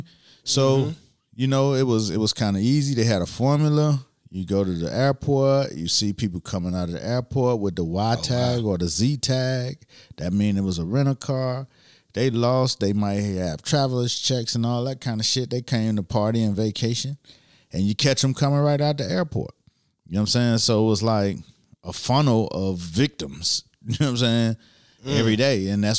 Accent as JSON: {"language": "English", "town": "Miami", "region": "Florida", "country": "United States", "tie": "born or raised there", "said": "You know, I like to talk about Miami because I'm from Miami. Mm-hmm. But I grew up in a time where the jacking season became a real fucking thing."}